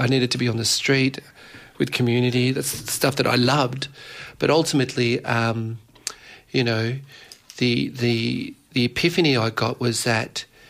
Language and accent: English; Dandenong, Victoria, Australia; also born or lived in Mauritius; growing up in Dandenong